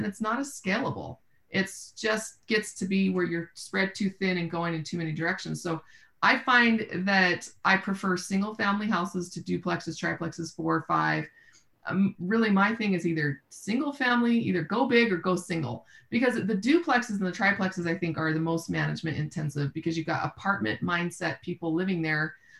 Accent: Austin, Texas, United States; I'm from Austin, so Central Texas, obviously, San Antonio, Dallas are big markets that I spend time actively looking in.

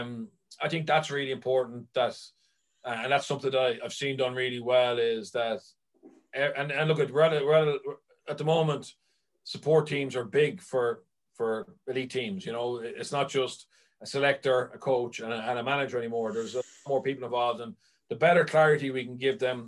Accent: Ireland; as Irish people

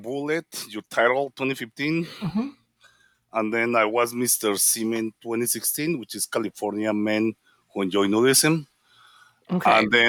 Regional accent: Colombia; moved away as an adult; now in Los Angeles, United States; I'm from Colombia.

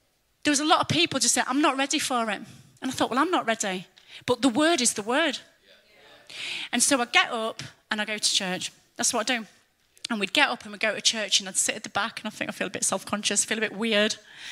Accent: England, United Kingdom; moved away as an adult; also born or lived in Germany; we're English

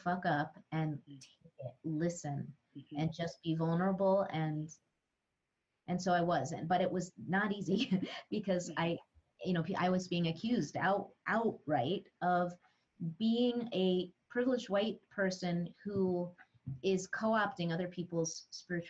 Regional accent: northern New Mexico, United States; I grew up around the Lama Foundation, which is where Ram Dass wrote Be Here Now, the original interspiritual community and intentional community here in the mountains of northern New Mexico. I still live very close to Lama

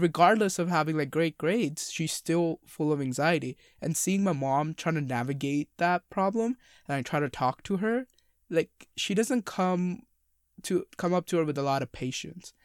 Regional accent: India; moved away; two Indian boys, men

